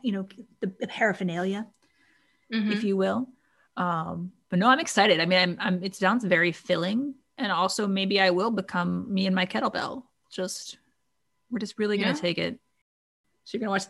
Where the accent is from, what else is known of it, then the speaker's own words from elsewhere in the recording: the South, United States; I'm from the South